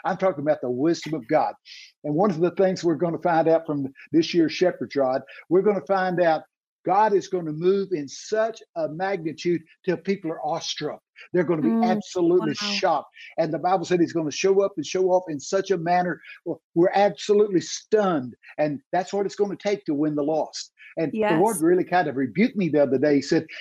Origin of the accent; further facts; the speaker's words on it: Texas, United States; I'm from Texas